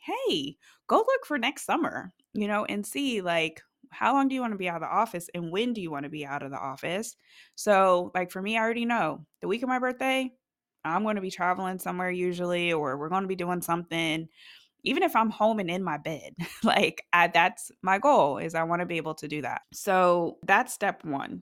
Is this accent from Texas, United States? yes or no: no; Ohio, United States; now in North Carolina, United States; originally, I am from Ohio, and it is cold there